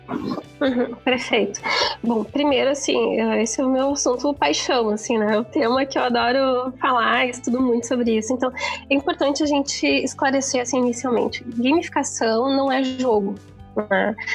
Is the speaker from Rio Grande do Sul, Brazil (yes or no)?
yes; interior of Rio Grande do Sul, Brazil; venho de uma região do interior do Rio Grande do Sul, uma cidade que eu brinco que é muito grande, chamada Sapedanga